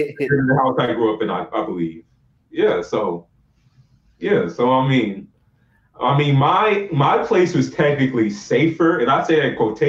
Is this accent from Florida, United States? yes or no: no; Fall River, Massachusetts, United States; I'm Nigerian descent, and I grew up in America, and I lived with different races.